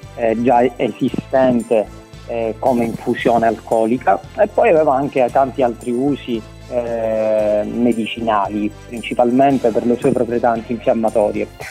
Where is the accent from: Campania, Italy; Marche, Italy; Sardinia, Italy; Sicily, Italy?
Sicily, Italy; in siciliano dalle nostre parti detta niepeta